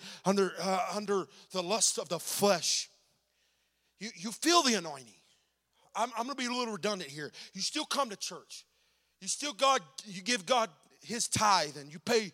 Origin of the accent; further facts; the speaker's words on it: Oklahoma, United States; I'm from Oklahoma